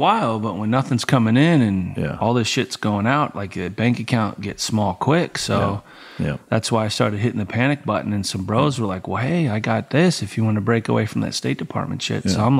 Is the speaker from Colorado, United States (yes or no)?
yes; Colorado, United States; So I'm like, oh, fuck, I'm from Colorado, bro.